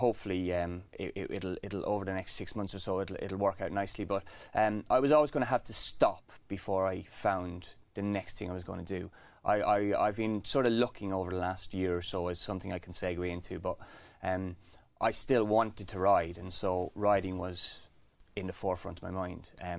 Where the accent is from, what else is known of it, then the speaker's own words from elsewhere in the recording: The Curragh, County Kildare, Ireland; On the Curragh. My dad was a trainer, a jockey first, then a trainer. So it was in my blood.